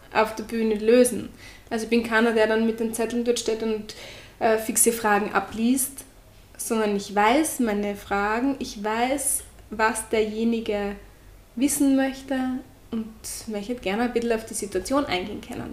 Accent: Austria; accent: Austrian; ich bin die mit der österreichischen Färbung.

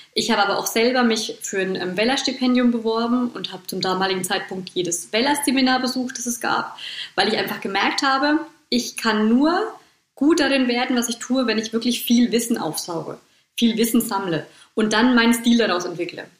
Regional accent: Bad Kissingen, Bavaria, Germany; bei uns in Bad Kissingen

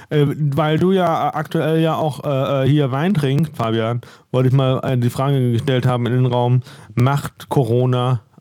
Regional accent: Northern Germany, Germany; weil ich bin aus dem Norden, da, da, da komme ich ja nicht so günstig an ihr Brot dran.

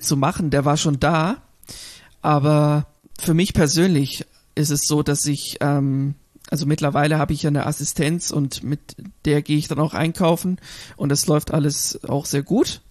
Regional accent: Germany; hier bei uns in Deutschland

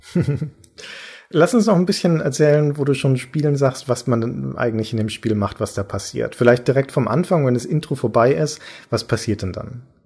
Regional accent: Nuremberg, Bavaria, Germany; In Nürnberg zum Beispiel, meiner Heimatstadt

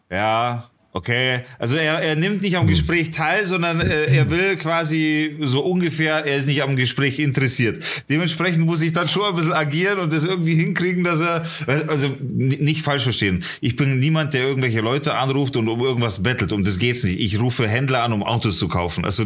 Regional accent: Leipzig, Saxony, Germany; born there; nee, nee, ich komme nicht aus Bayern. Ich bin um die Ecke geboren, in, in Leipzig.

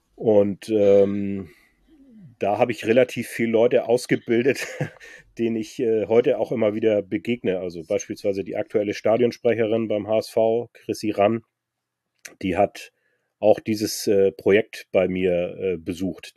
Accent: Föhr, Schleswig-Holstein, Germany; ich komme, hört man dann vielleicht ein bisschen auch aus dem Norden, bin geboren auf der Insel Föhr

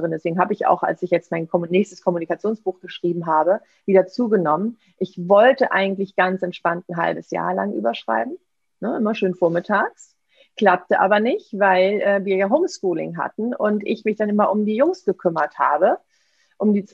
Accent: Seville, Andalusia, Spain; das spanische Weihnachtsgebäck, die Polverones aus meiner Heimat, aus Sevilla

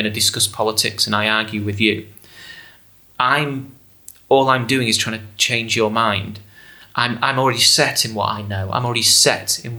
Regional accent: England, United Kingdom; 16-year-old growing up in England

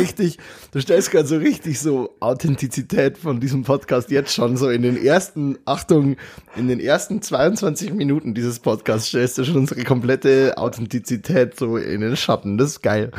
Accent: Bavaria, Germany; moved away as an adult; also born or lived in Munich; now in Cologne, Germany; ich komme aus Bayern und eigentlich und lebe in Köln jetzt

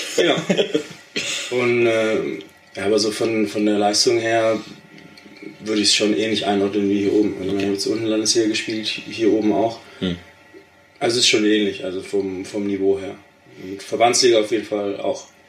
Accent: Ditzingen, Baden-Württemberg, Germany; moved away as an adult; also born or lived in Bielefeld; now in Steinhagen, Germany; ich komme ja ursprünglich nicht aus Steinhagen, sondern aus Ditzing. Das ist in Baden-Württemberg, im, ich sag mal, im Großraum Stuttgart

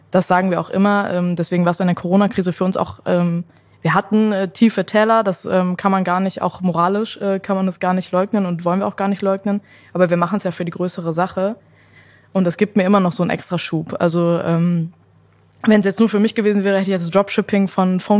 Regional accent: Windberg, North Rhine-Westphalia, Germany; Ich komme ja aus Windberg, ob das jetzt sowas mit Heimatliebe äh, Liebe oder so zu tun hatte, äh, gar nicht.

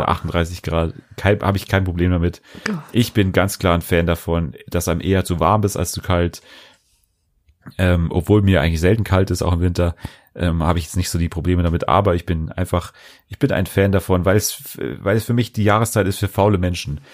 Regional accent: Bavaria, Germany; bei uns in Bayern

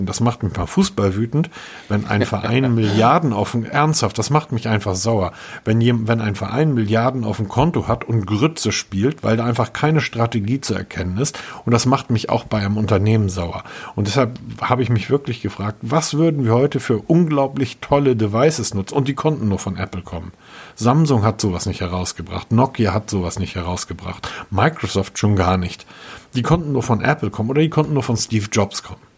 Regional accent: Hamburg, Germany; Ich bin Hamburger.

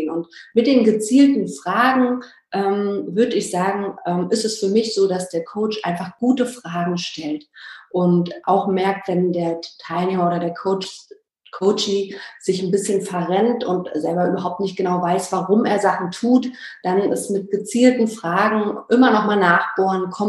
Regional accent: Berlin, Germany; born there; bin schon sehr, bin aus Berlin gebürtig

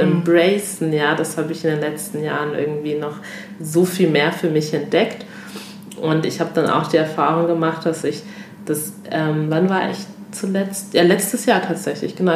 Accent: Lindau, Bavaria, Germany; accent: German; Ich bin in Deutschland geboren, komme ursprünglich aus Togo. Sprich, ich habe mein ganzes Leben lang in Deutschland gelebt

